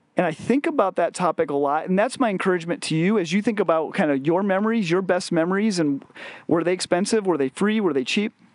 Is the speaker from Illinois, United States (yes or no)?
yes; west of Chicago, Illinois, United States; growing up in West, uh, west of Chicago in the nineties